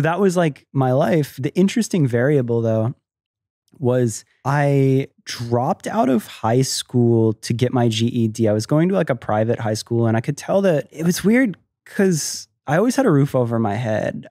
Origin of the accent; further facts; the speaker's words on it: Tampa, Florida, United States; also born or lived in Miami, Florida; I was born in Florida, I love Florida, I grew up there